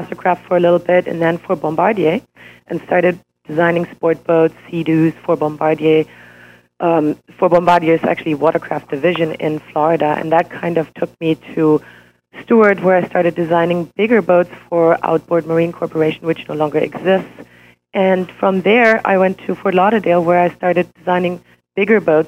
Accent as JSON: {"language": "English", "country": "Switzerland", "tie": "born or raised there", "also_born_or_lived": "Germany", "second_language": "English", "moved": "as an adult", "lives_now": "United States", "said": "I was born in Germany and raised and educated in Switzerland"}